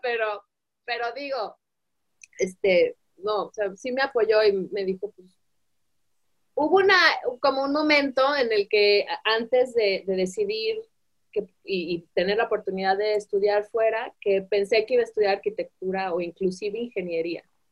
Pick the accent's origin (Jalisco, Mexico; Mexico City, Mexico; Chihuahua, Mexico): Jalisco, Mexico; Guadalajara; moved away as an adult; also born or lived in Italy; nací aquí, yo nací aquí muy feliz